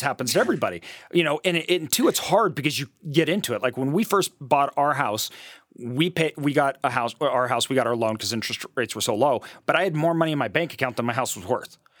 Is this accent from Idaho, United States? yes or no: yes; Idaho, United States; also born or lived in Brazil; I'm from Idaho